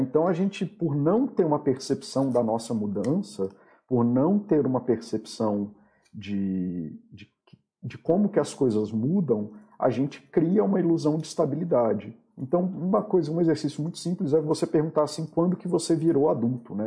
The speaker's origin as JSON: {"language": "Portuguese", "country": "Brazil", "said": "Eu sou brasileiro, apesar de, de eu também não gostar de definições por países, mas eu sou brasileiro para todos os efeitos legais"}